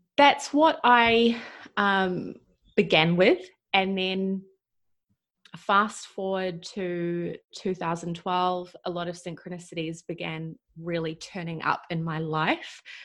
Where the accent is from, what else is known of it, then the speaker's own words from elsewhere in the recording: New Zealand; moved away as an adult; I'm from New Zealand. I have been traveling around the world for the last five plus years, living a nomadic lifestyle.